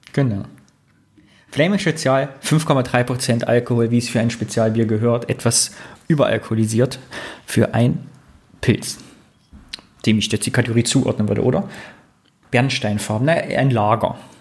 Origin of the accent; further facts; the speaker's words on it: Greußen, Thuringia, Germany; bei Greußen, da wo ich herkomme